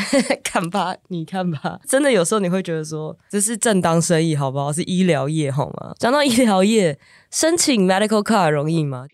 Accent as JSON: {"language": "Chinese", "country": "Taiwan", "said": "in Taipei，我来自台湾"}